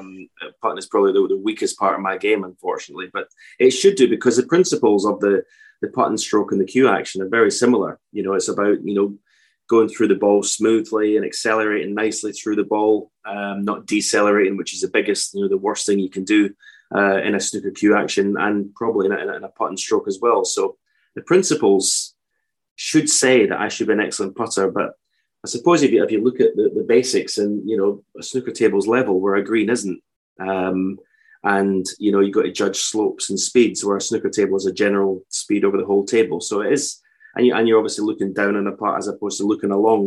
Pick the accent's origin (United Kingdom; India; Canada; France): United Kingdom; Edinburgh, Scotland; also born or lived in Fife / Auchterarder; I was born in Edinburgh, moved to Fife as a teenager